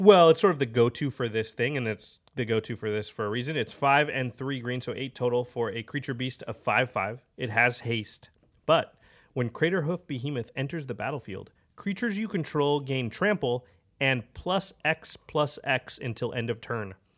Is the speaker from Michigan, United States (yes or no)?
no; Portland, Oregon, United States; I'm from Portland